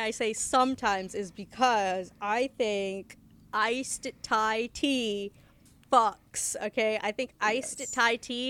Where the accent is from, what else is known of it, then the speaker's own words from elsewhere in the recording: India; now in United States; I'm an Indian